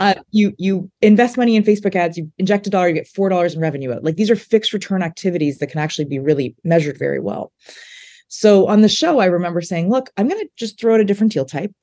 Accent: Saskatchewan, Canada; moved away; growing up in Saskatchewan

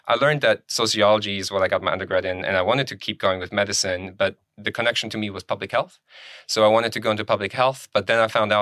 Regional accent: Germany; moved away as an adult; also born or lived in Poland / Cincinnati, Ohio / Kentucky; now in United States; I was born in Poland and I ended up in Germany with my parents and I got my high school diploma, finished all that in there

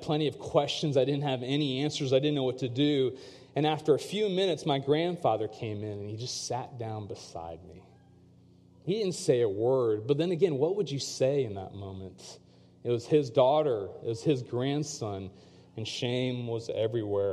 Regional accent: Chapel Hill, North Carolina, United States; growing up in the States as a second-generation South Asian

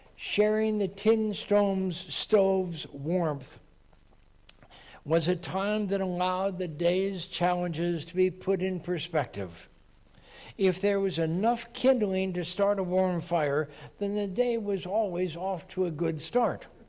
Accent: Texas, United States; now in Oregon, United States; I grew up in Texas

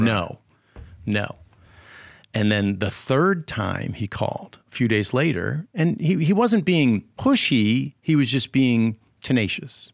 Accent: Connecticut, United States; moved away as an adult; also born or lived in Massachusetts / Ohio / Louisiana / Nashville; I tell people I'm from Connecticut. I was born in Massachusetts, kinda grew up in Connecticut after fourth grade

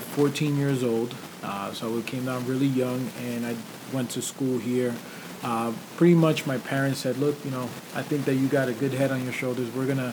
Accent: New York, United States; now in Palm Beach County, United States; When I lived in New York, originally I'm from New York

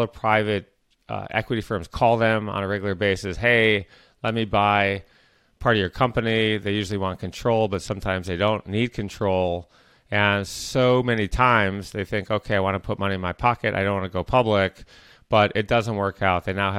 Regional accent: Michigan, United States; I grew up in Michigan, suburban Michigan.

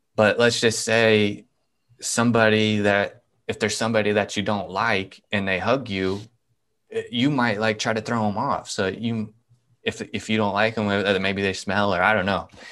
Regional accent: Nebraska, United States; I'm from Nebraska

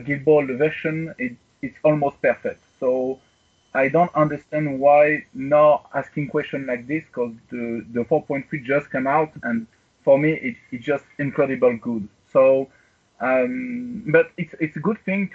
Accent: Strasbourg, Grand Est, France; English is a second language; I come from Strasbourg, near Germany, in France.

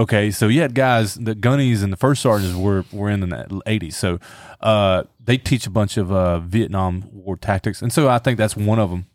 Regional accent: the South, United States; I grew up in the South, so, you know, the Bible Belt

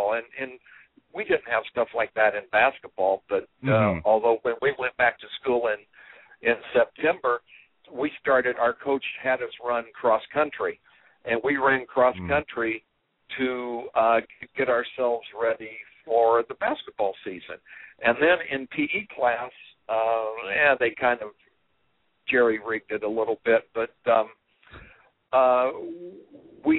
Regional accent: Terre Haute, Indiana, United States; growing up in Terre Haute, Indiana

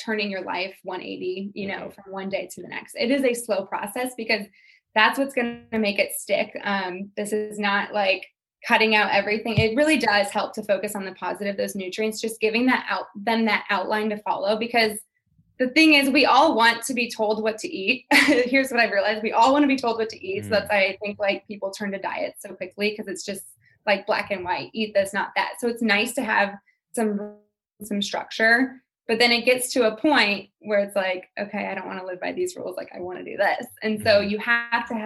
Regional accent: St. Louis, Missouri, United States; moved away; I moved away from St. Louis, but I'm going home to St. Louis for Christmas

